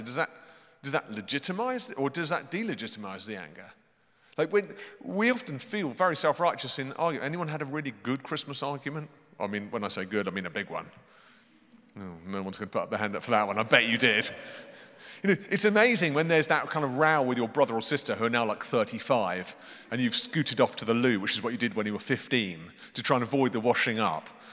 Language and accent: English; United Kingdom; I'm British